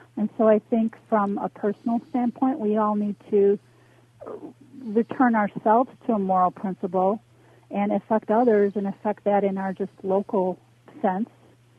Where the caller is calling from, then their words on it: Chicago, Illinois, United States; I'm calling from Chicago.